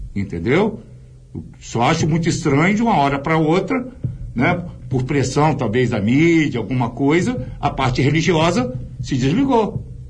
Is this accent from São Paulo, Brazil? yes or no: no; Vila Velha, Espírito Santo, Brazil; also born or lived in Vitória / Rio de Janeiro; nasci e cresci na prainha de frente pro convento da Penha